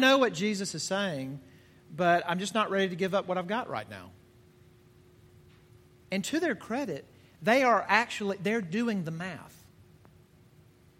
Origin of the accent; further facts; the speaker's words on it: Deep South, United States; moved away; I'm from the South. I'm from the Deep South.